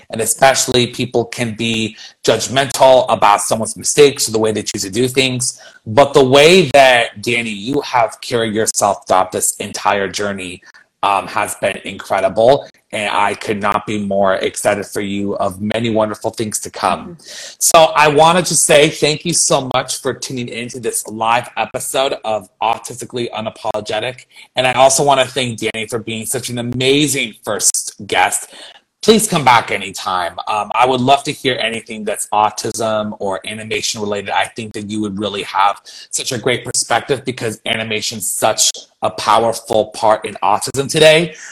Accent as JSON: {"language": "English", "town": "San Francisco", "region": "California", "country": "United States", "tie": "born or raised there", "said": "my hometown of San Francisco"}